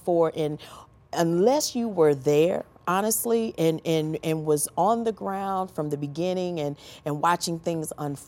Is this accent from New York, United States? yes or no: no; St. Louis, Missouri, United States; being born and raised in St. Louis